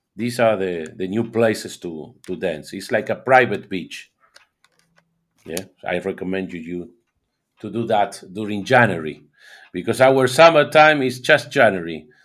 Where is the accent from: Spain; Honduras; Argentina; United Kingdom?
Argentina; I'm from Argentina